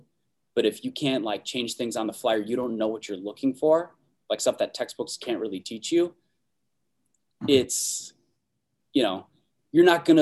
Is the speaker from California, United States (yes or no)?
no; Minnesota, United States; born and raised in Minnesota